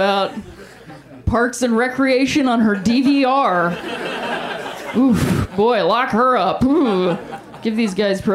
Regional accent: Ohio, United States; now in Los Angeles, United States; I am from Ohio

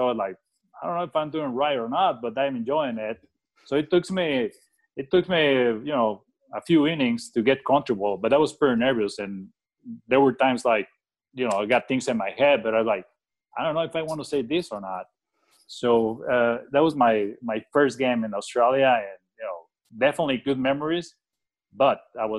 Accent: Phoenix, Arizona, United States; Phoenix is my hometown. As you know, there's a lot of golf courses in here

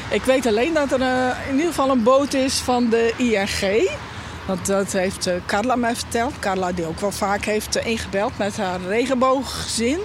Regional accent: Friesland, Netherlands; ik ben een echte Fries

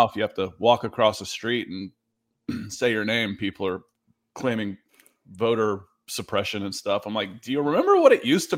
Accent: the South, United States; also born or lived in New Jersey; Growing up in the South, the winter is 40s and rain.

